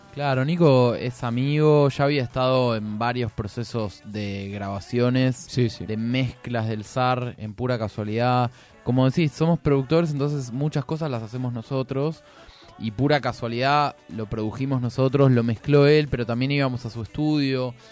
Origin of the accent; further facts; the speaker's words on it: Buenos Aires, Argentina; nosotros somos una banda porteña